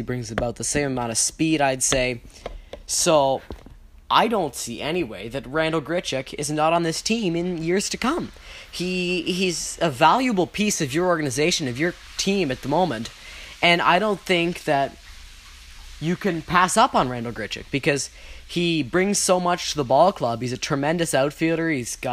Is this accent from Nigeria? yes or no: no; Canada; we are Canadian